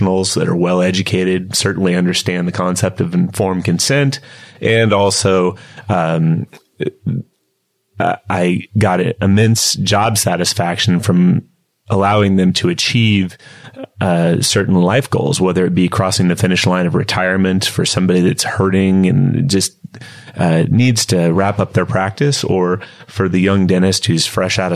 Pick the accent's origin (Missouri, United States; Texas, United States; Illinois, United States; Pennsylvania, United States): Missouri, United States; Kansas City; moved away as an adult; now in Southern California, United States; I'm originally from the Kansas area. Grew up in Kansas City.